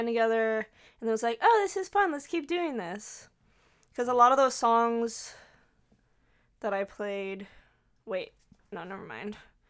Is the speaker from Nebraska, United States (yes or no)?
no; Dunedin, Florida, United States; I was born and raised in Dunedin.